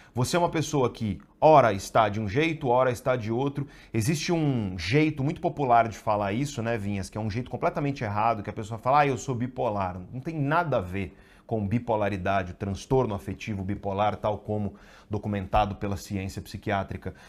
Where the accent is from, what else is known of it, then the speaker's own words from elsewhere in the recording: Guarujá, São Paulo, Brazil; Eu cresci no Guarujá